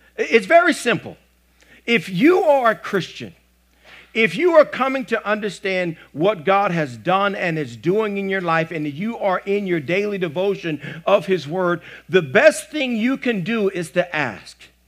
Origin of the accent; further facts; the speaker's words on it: the South, United States; I'm, I'm from the South